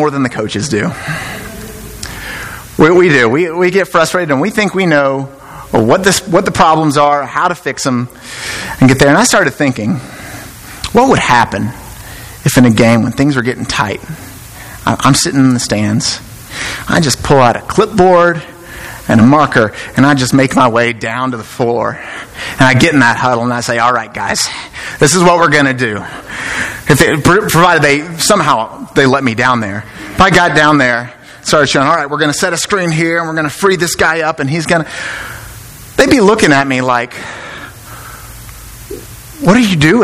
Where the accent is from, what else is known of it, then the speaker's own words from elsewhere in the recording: Memphis, Tennessee, United States; moved away as an adult; now in Alabama, United States; I'm from Memphis